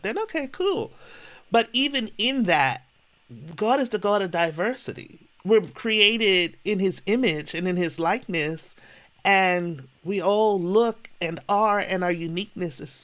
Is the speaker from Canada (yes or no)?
no; Bermuda; I grew up in Bermuda.